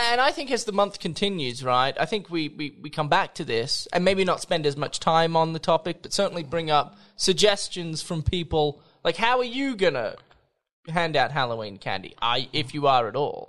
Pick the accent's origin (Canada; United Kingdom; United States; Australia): Australia; moved away; I'm Australian